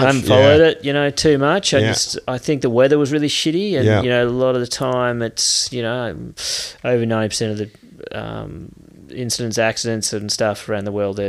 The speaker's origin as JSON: {"language": "English", "town": "Perth", "region": "Western Australia", "country": "Australia", "tie": "born or raised there", "said": "I grew up in Perth, and you know, Perth's not well known for waves"}